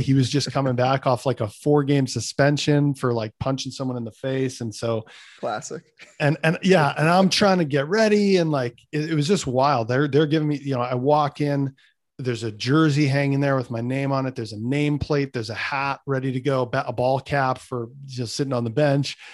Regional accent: Winnipeg, Manitoba, Canada; my hometown of Winnipeg

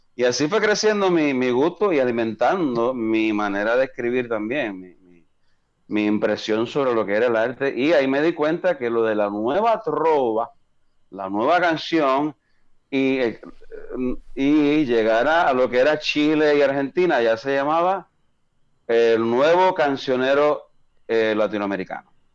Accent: Coamo, Puerto Rico; also born or lived in Fort Huachuca, Arizona / Germany / Kansas; Toda mi familia es de Coamo, y yo pues crecí

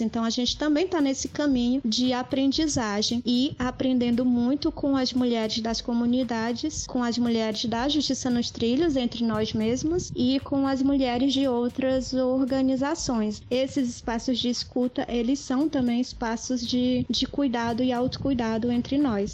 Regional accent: Maranhão, Brazil; A gente é maranhense, a gente também é afetado pela mineração

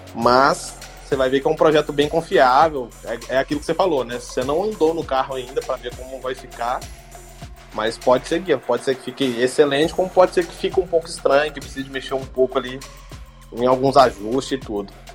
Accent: Belo Horizonte, Minas Gerais, Brazil; moved away; da minha cidade, lá, Belo Horizonte

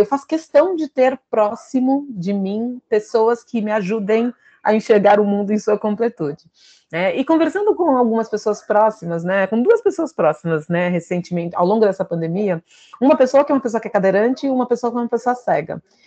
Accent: São Paulo, Brazil; eu sou aqui de São Paulo

